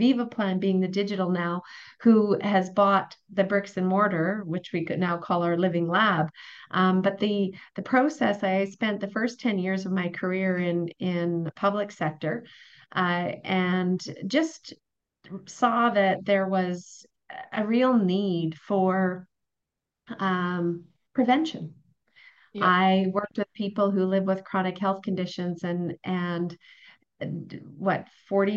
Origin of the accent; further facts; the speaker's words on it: Wembley, Alberta, Canada; moved away as an adult; also born or lived in Grande Prairie; now in Edmonton, Canada; I was born in Edmonton, spent 2 years there, first 2 years of my life. My parents moved to Grand Prairie, and I grew up in a very small town called Wembley